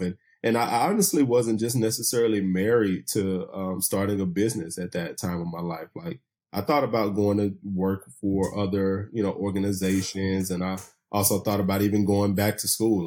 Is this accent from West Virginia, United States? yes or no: no; Chattanooga, Tennessee, United States; born or raised there; moved away as an adult; also born or lived in Bluefield, Virginia / Atlanta